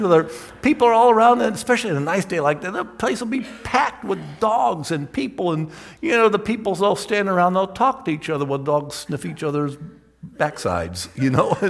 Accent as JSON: {"language": "English", "town": "Toledo", "region": "Ohio", "country": "United States", "tie": "born or raised there", "said": "I grew up in Toledo, which is on the edge of Lake Erie, Great Lake"}